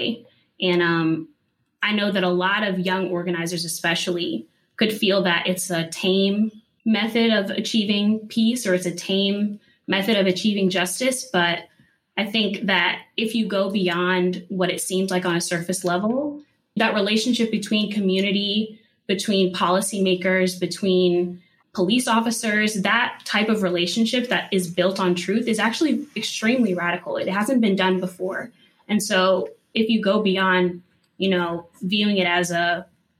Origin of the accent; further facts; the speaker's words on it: Cleveland, Ohio, United States; moved away as an adult; now in Greensboro, United States; I'm from Cleveland, Ohio